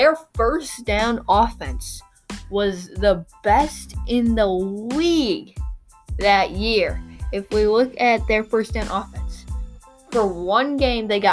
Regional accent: Chicago, Illinois, United States; we're both from the Chicagoland area

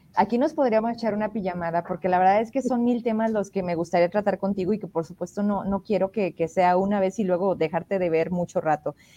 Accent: Fresnillo, Zacatecas, Mexico; yo soy de Fresnillo

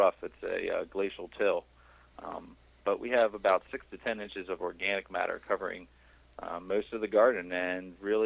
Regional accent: southern Pennsylvania, United States; now in Massachusetts, United States; I grew up in southern Pennsylvania, about an hour south of Philadelphia. Right near the Delaware and Maryland line

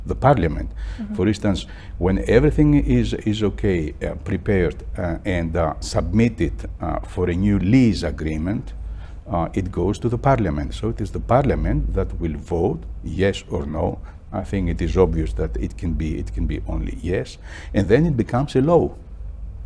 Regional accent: Athens, Attica, Greece; I was born in Athens

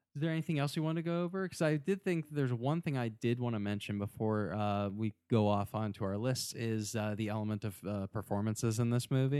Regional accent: United States; growing up in America, I guess during the nineties

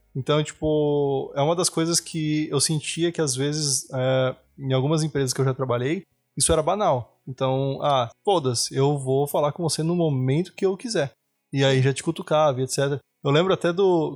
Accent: Brazil; moved away as an adult; also born or lived in Fernandópolis, São Paulo / São Paulo; now in Europe; eu sou do Brasil

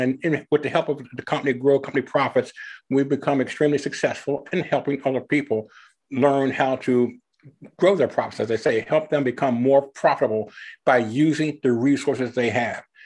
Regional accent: Philadelphia, Pennsylvania, United States; moved away as an adult; also born or lived in Ohio; now in Evansville, United States; I was originally born and raised in the Philadelphia area

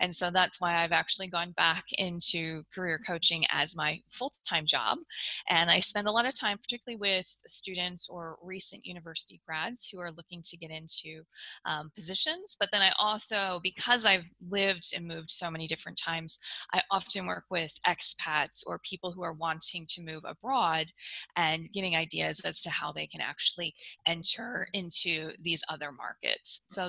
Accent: United States; accent: American; now in Australia; So you can probably tell from my accent that I'm an American, but I actually live in Australia. I have moved around quite a bit. I've actually lived in 6 different countries

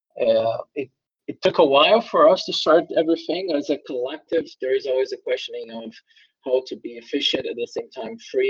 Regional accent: Brazil; moved away as an adult; also born or lived in Germany / Taiwan; now in Berlin, Germany; I have studied and research economics in Brazil, my native country

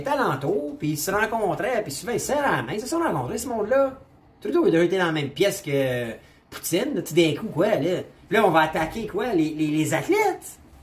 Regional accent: Canada; je suis Canadien

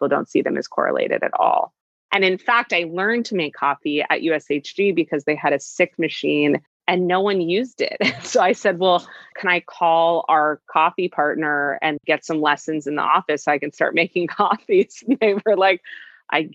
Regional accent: California, United States; I grew up in California

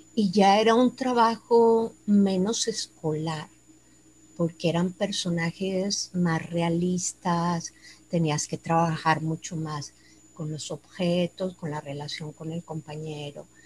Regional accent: Tuxtla Gutiérrez, Chiapas, Mexico; moved away as an adult; now in Monterrey, Mexico; Yo soy nacida aquí en Monterrey, pero desde los ocho años me fui a vivir a Tuxtla Gutiérrez, Chiapas

